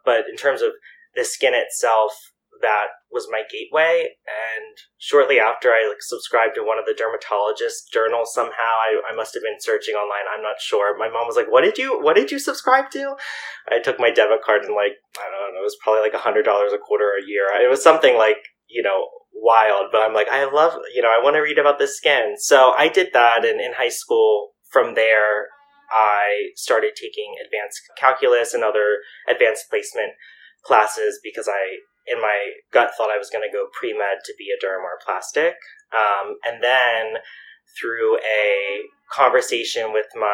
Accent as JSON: {"language": "English", "town": "York", "region": "Pennsylvania", "country": "United States", "tie": "born or raised there", "also_born_or_lived": "Philadelphia", "moved": "as an adult", "said": "So when I moved from York, Pennsylvania to Philadelphia, I went to Drexel University"}